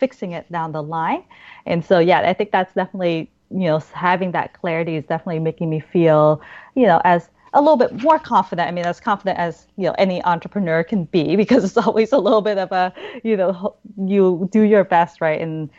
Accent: Oregon, United States; also born or lived in Vietnam; now in Boston, United States; I grew up in Oregon, which is famous for all their nature and their hikes

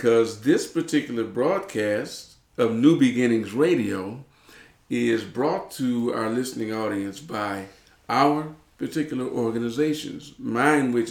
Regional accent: Detroit, Michigan, United States; moved away; I was a city boy. I grew up in Detroit, Michigan

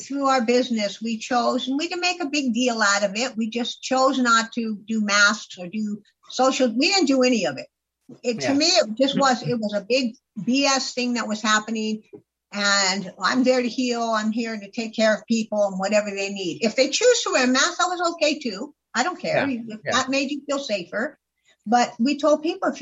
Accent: California, United States; also born or lived in Florida; now in Arizona, United States; I grew up in California, and then I spent the last 25 years before I came here in Florida, right by the beach

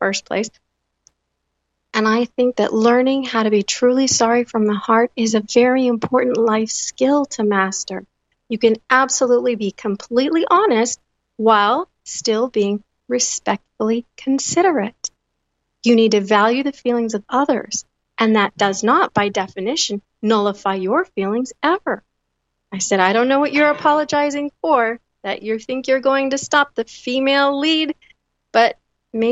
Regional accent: United States; as an American Generation Xer, born in 1976

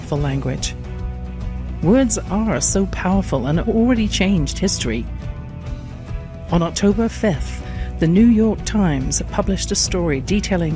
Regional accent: England, United Kingdom; born or raised there

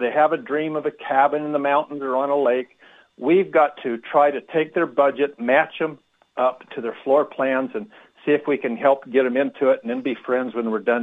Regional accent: Montana, United States; moved away as an adult; also born or lived in Salt Lake City, Utah; I was from Montana, living in Salt Lake City at the time.

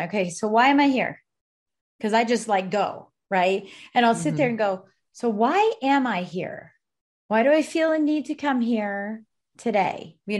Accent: Colorado Springs, Colorado, United States; also born or lived in Breckenridge; In Colorado Springs and then in Breckenridge. Yep. Both places. Okay. I was born in the Springs, went to Breckenridge

